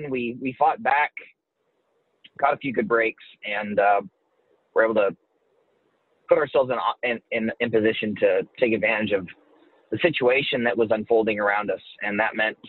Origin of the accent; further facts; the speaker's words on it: Midwest, United States; We both spent a lot of time growing up in the Midwest